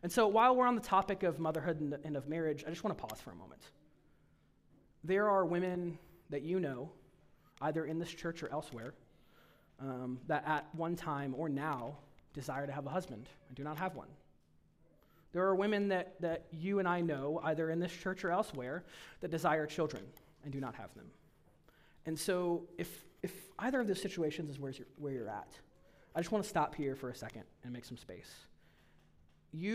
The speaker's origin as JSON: {"language": "English", "country": "United States", "said": "as American Protestants, evangelicals"}